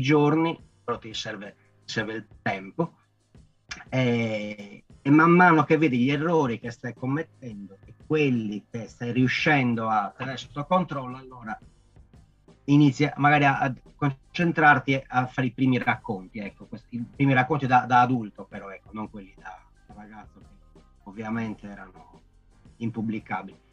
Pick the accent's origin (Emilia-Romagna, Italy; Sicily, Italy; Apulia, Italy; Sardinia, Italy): Sardinia, Italy; Sassari; descrivere la mia città, la mia terra